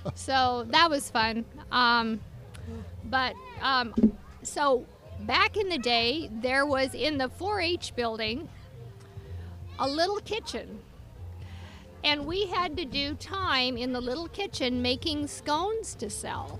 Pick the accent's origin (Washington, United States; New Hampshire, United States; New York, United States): Washington, United States; Bow; I grew up in Bow on the farm where my granddad uh, moved in the 20s